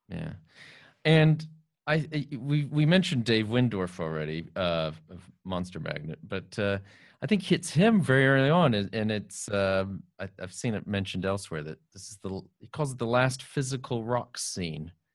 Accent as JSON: {"language": "English", "town": "San Antonio", "region": "Texas", "country": "United States", "tie": "born or raised there", "said": "I grew up in San Antonio, Texas"}